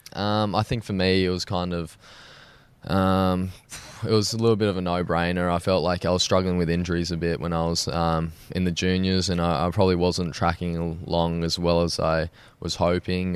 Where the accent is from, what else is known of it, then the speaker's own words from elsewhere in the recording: Sydney, New South Wales, Australia; I was born in Sydney. I've grown up there my whole life